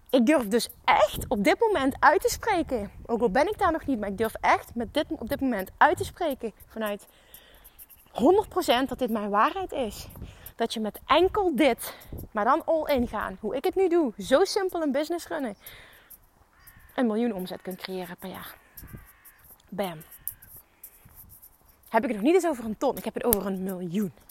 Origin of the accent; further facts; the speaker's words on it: Limburg, Netherlands; accent: Limburgish; en mijn Limburgs accent niet helemaal kan handelen